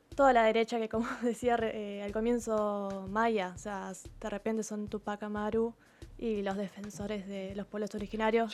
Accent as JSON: {"language": "Spanish", "country": "Argentina"}